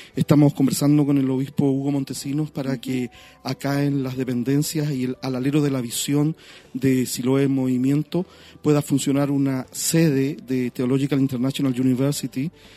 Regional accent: Valparaíso, Chile; also born or lived in United States; yo nací en Valparaíso

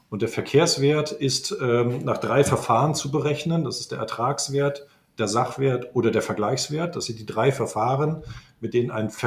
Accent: Lüneburg, Lower Saxony, Germany; now in Frankfurt, Germany; Tja, ich bin äh, gebürtiger Lüneburger, also bin ich ja eigentlich äh, Niedersachse und damit eigentlich auch Preuße.

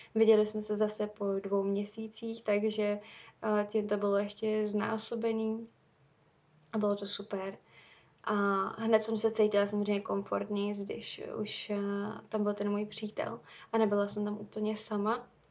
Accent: Czechia; já jsem zvyklá tady z Čech

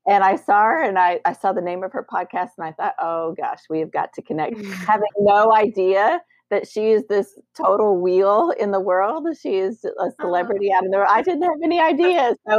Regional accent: Colorado, United States; I'm from Colorado, so I'm a Rocky

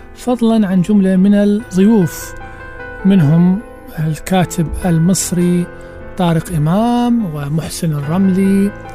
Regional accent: Baghdad, Baghdad Governorate, Iraq; عندنا في بغداد

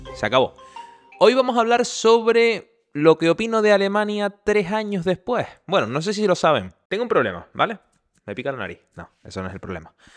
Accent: Canary Islands, Spain; accent: Canarian; moved away as an adult; now in Germany; soy canario, por eso de ahí mi acento

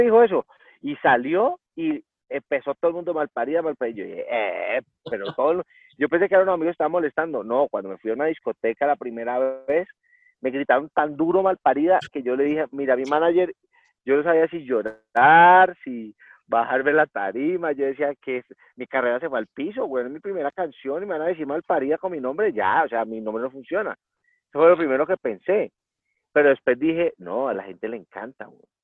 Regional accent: Cali, Valle del Cauca, Colombia; yo soy de Cali, entonces mis papás íbamos a pasear al lago

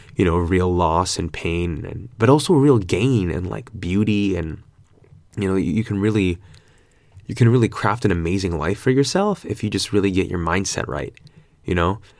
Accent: California, United States; moved away as an adult; now in Australia; I'm so Californian

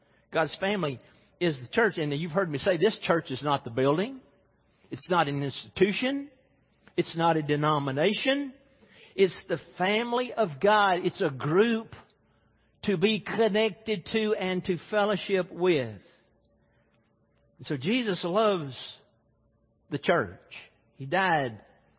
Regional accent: Mississippi, United States; Growing up in Mississippi

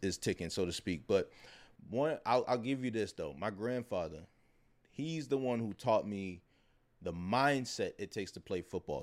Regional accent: Baltimore, Maryland, United States; I'm from Baltimore. We got the Preakness.

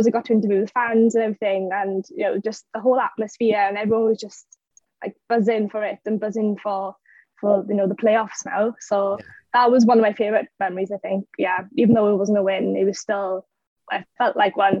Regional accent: Welsh, Wales, United Kingdom; I'm like so passionate about Wales and being Welsh

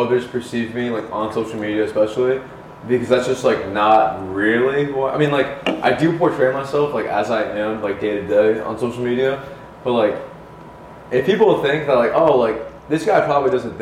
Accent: New Jersey, United States; now in New York City, United States; I grew up in fucking Jersey

